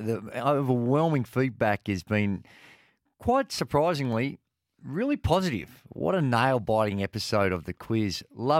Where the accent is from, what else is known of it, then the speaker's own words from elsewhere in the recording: Port Melbourne, Victoria, Australia; Oh, well, I grew up in Port Melbourne and the boys there. If you didn't know rhyming slang, you're cooked.